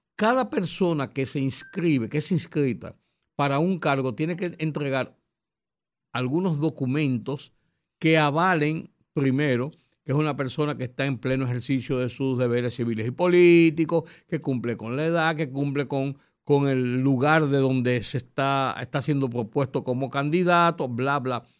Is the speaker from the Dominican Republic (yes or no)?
yes; Dominican Republic; como buenos dominicanos